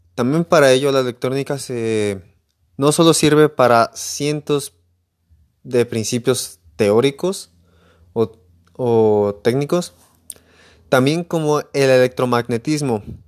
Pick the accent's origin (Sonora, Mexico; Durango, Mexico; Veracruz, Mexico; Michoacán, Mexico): Michoacán, Mexico; Emiliano Zapata; Soy de Emiliano Zapata, Michoacán